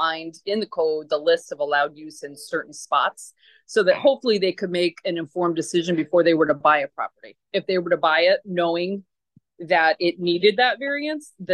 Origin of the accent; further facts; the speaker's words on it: Troy, New York, United States; I grew up in Troy, actually in District 3. My childhood home was in District 3